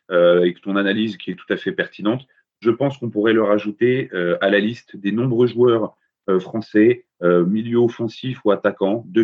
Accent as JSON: {"language": "French", "town": "Paris", "region": "Île-de-France", "country": "France", "said": "parce que bon hein, je suis parisien j'ai très très mal au cœur de tout joueur"}